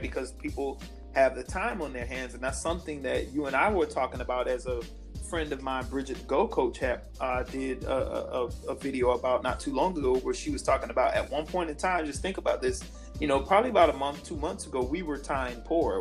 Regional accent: Sanford, United States; I grew up in Sanford.

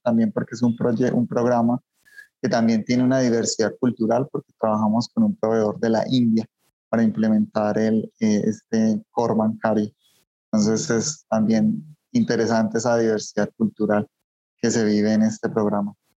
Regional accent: Colombia; moved away as an adult; also born or lived in Antioquia, Colombia; now in Mexico City, Mexico; soy colombiano también, eh, soy colombiano

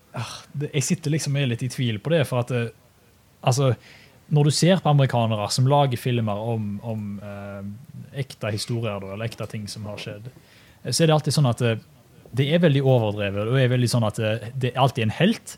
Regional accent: Norway; now in Australia; oss som nordmenn

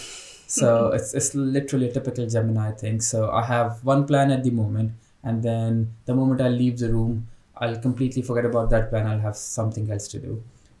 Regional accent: Pakistan; moved away as an adult; now in Birmingham, United Kingdom; I'm from Pakistan. So I'm on Tier 2 skilled worker visa in Britain

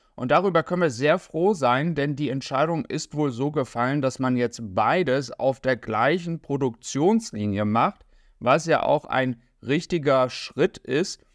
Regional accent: Germany; für uns als Deutsche jetzt hier in Europa

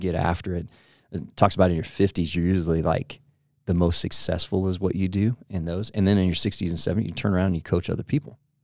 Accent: Portland, Oregon, United States; I grew up in Portland, Oregon area

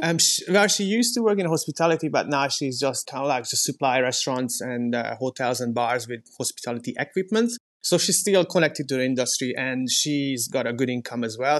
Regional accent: Hungary; moved away as an adult; also born or lived in Scotland / New Zealand; now in Queenstown, New Zealand; I'm originally from Hungary

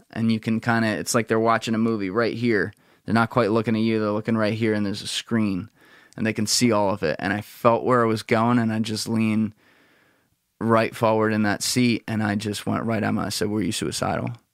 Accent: New Jersey, United States; I'm a bullshitter from New Jersey

